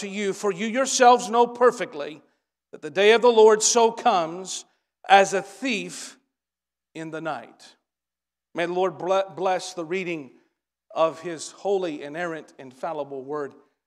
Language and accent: English; Stanton, Kentucky, United States; We're from Stanton, Kentucky